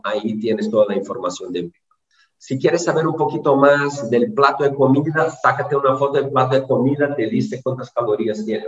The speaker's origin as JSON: {"language": "Spanish", "country": "Brazil", "said": "soy brasileño"}